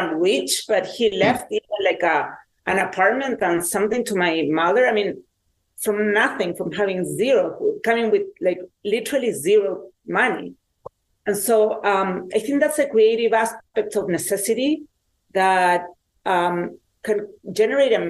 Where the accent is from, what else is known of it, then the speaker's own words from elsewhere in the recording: Chile; I grew up in Chile at the time that there was a dictatorship in Chile